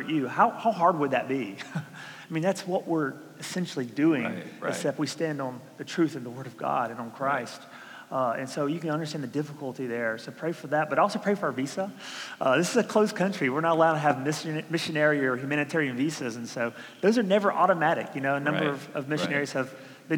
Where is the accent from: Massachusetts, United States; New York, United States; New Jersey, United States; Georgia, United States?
Georgia, United States; moved away; I'm from Georgia. I barely learned English